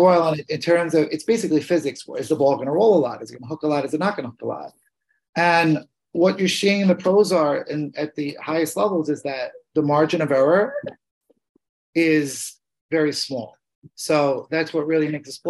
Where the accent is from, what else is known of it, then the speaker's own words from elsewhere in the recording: New York City, New York, United States; I grew up in Queens